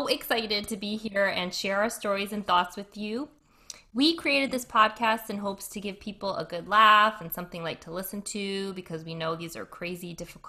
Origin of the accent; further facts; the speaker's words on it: Rhode Island, United States; also born or lived in Boston / New York; And I really think it is the combination of going to school in New York, growing up in Rhode Island, spending 8 years of my life in Boston and working amongst all local Boston crew with those very thick accents.